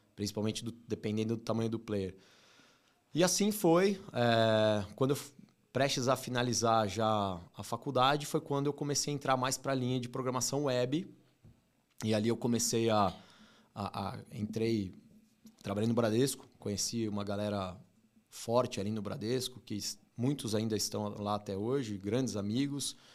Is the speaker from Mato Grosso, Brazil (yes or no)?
no; São Paulo, Brazil; E eu cresci muito São Paulo, zona, zona leste ali, Brás, morei no Tatuapé